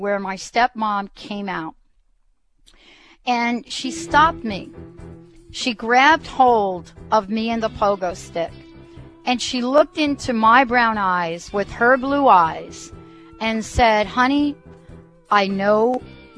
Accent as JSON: {"language": "English", "town": "New York City", "region": "New York", "country": "United States", "tie": "born or raised there", "said": "growing up in the Bronx."}